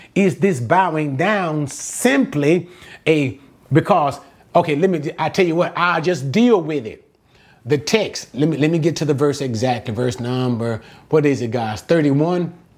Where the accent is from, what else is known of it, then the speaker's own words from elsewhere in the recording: United States; I'm an American